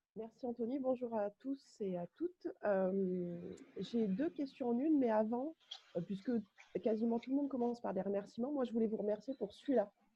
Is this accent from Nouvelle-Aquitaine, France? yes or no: no; Clermont-Ferrand, Auvergne-Rhône-Alpes, France; je suis de Clermont-Ferrand